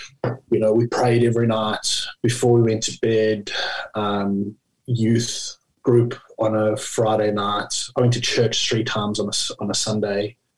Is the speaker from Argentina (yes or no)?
no; Australia; In Australia, we pronounce his name as Labuschagne